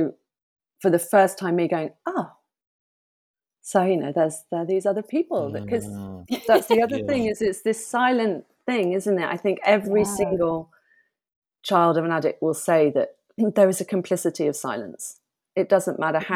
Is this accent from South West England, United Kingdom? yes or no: yes; Bath, South West England, United Kingdom; also born or lived in London; My mum and I moved from London to Bath